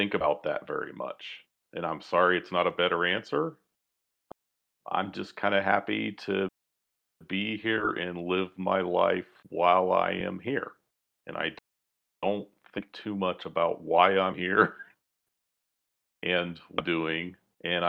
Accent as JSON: {"language": "English", "country": "United States", "accent": "American"}